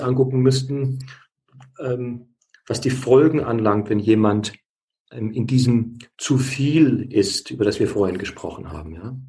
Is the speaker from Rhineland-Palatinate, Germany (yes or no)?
no; Bavaria, Germany; bei uns in Bayern, Bad Reichenhall